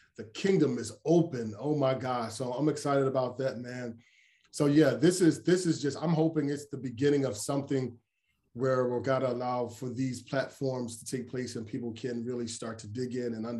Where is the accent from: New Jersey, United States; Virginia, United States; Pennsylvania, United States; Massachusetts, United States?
Pennsylvania, United States; Philadelphia; also born or lived in Coatesville, Pennsylvania; I was born and raised in Philly